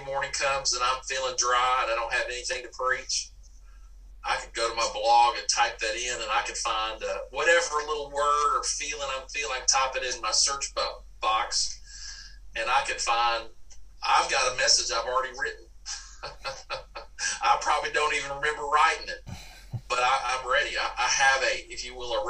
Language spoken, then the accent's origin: English; Dallas, Texas, United States; moved away as an adult; now in Mississippi, United States; I grew up in Dallas, Texas